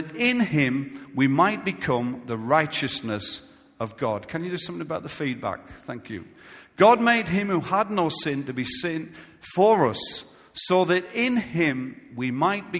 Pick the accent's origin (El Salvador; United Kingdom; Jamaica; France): United Kingdom; I'm a British citizen